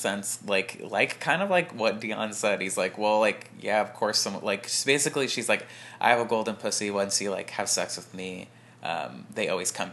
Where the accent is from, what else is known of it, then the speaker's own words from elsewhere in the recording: California, United States; we're from California